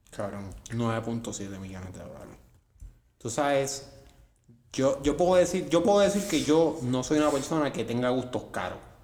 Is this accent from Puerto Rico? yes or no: yes; San Juan, Puerto Rico; yo soy de Santurce